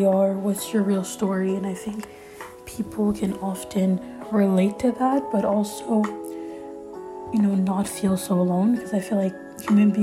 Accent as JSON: {"language": "English", "town": "Montreal", "region": "Quebec", "country": "Canada", "tie": "born or raised there", "first_language": "French", "second_language": "English", "said": "I'm Canadian, so I'm born in Montreal, Canada, in a middle class, you know, home"}